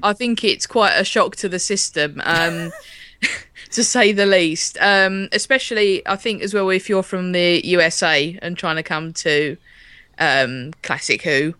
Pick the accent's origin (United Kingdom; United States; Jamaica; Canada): United Kingdom; as British people, as we were brought up watching it